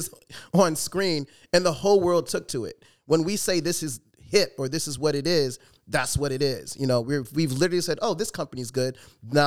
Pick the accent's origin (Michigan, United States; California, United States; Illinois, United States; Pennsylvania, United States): Illinois, United States; Chicago; I was born and raised in Chicago